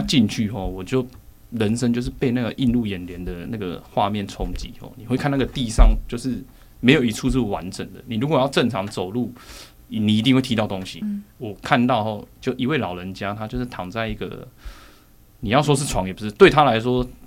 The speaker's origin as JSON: {"language": "Chinese", "town": "Zhongli", "region": "Taoyuan", "country": "Taiwan", "tie": "born or raised there", "also_born_or_lived": "Longtan, Taoyuan", "said": "六岁之后我就跟我妈妈从楼盘搬到中立"}